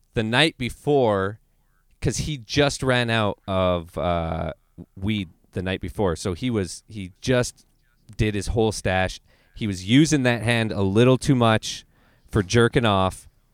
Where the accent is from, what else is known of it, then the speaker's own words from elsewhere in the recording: Canada; I'm Canadian